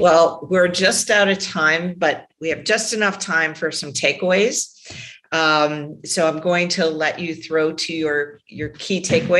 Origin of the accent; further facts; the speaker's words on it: Ottawa, Ontario, Canada; I'm from Ottawa.